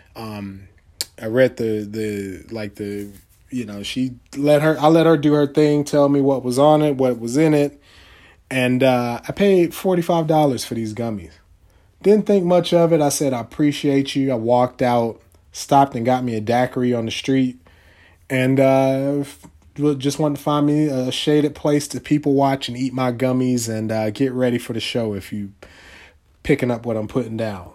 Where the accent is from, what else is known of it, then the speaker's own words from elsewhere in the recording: North Carolina, United States; I'm from North Carolina.